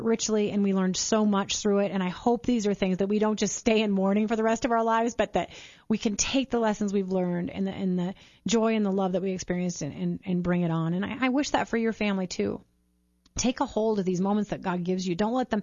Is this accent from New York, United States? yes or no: no; St. Peter, Minnesota, United States; St. Peter High School, where we grew up in Minnesota